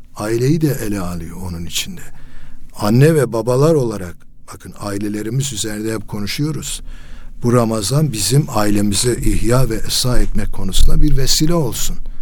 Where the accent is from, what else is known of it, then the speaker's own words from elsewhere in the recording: Elazığ Province, Turkey; Mesela Elazığ'da ç-, çocukluğum geçti